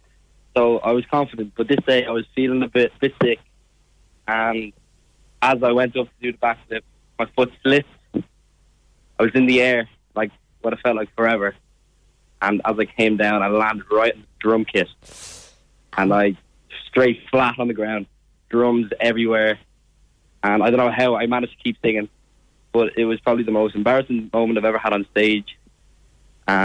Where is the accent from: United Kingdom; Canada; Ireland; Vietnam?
Ireland; accent: Irish; my Irish accent